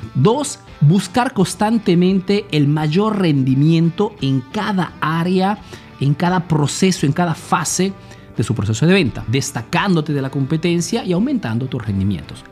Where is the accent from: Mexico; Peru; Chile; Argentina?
Peru; now in Italy